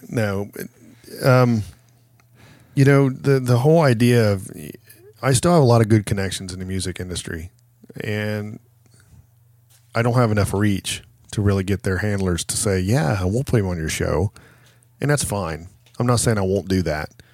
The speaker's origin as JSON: {"language": "English", "town": "Chillicothe", "region": "Ohio", "country": "United States", "tie": "born or raised there", "said": "I need to do a show in my hometown"}